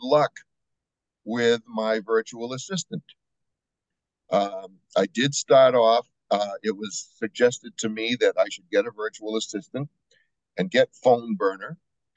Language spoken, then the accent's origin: English; New Hampshire, United States; moved away as an adult; now in Estero, United States; I'm originally from New Hampshire.